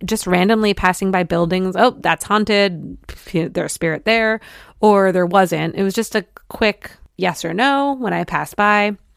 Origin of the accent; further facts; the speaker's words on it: Detroit, Michigan, United States; moved away; my hometown of Detroit